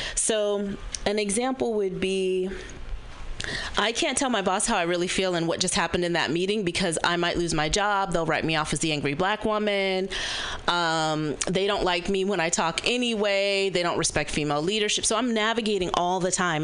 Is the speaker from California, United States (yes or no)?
yes; Berkeley, California, United States; born or raised there